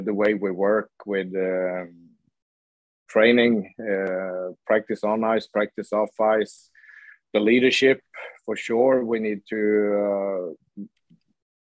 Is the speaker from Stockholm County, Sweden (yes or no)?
no; Luleå, Norrbotten County, Sweden; now in Gothenburg, Sweden; I grew up in Luleå, and it's a city with a steel factory